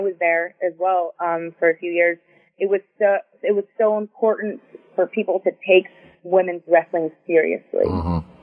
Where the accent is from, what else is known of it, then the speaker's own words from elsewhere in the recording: Houston, Texas, United States; moved away as an adult; also born or lived in Tampa, Florida; now in South Florida, United States; I'm from Houston. I had never lived anywhere else